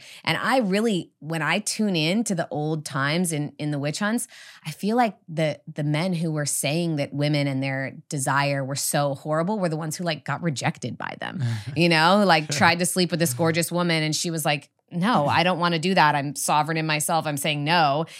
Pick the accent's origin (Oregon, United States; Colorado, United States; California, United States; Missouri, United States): California, United States; And even for me, you know, I grew up in the Redwoods.